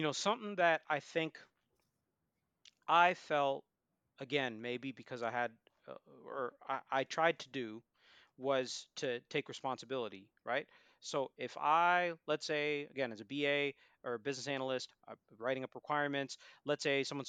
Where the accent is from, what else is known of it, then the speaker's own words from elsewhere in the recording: Boston, Massachusetts, United States; now in Philadelphia, United States; I'm an American citizen, born and raised in Boston, I live in Philadelphia.